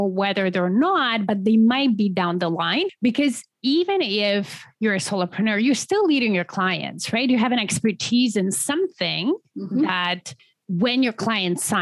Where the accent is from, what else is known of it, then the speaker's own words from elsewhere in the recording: Poland; moved away as an adult; now in Canada; originally I'm from Poland.